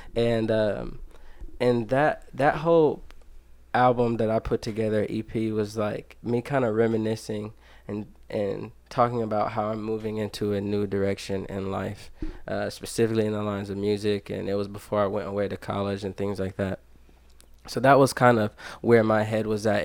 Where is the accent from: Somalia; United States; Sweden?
United States; Dayton, Ohio; I grew up here in Dayton, Ohio